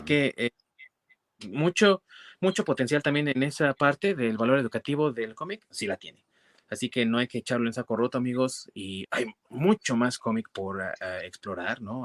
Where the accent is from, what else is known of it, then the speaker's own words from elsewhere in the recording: Mexico; representaciones de nuestra infancia como mexicanos